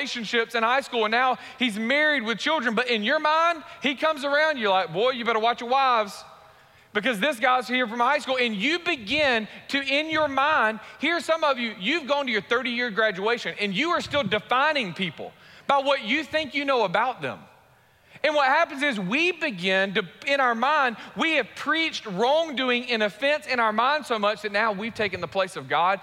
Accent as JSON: {"language": "English", "town": "Warner Robins", "region": "Georgia", "country": "United States", "tie": "born or raised there", "also_born_or_lived": "Raleigh-Durham", "said": "I grew up in Warner Robins from sixth grade to a graduating senior"}